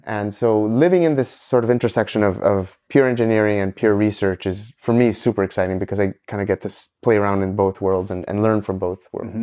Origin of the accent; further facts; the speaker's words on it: Ecuador; moved away as an adult; also born or lived in Montreal, Canada; originally I'm from Ecuador, uh, and I moved to Canada after high school